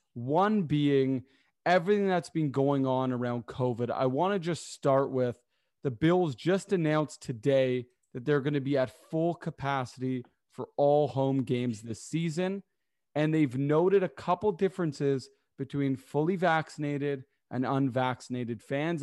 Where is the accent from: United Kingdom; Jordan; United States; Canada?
Canada; Toronto, Ontario; where I grew up in Toronto